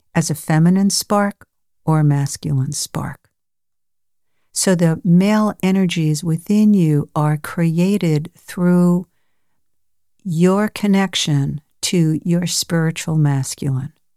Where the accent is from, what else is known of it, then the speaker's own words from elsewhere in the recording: New York, United States; I was born in New York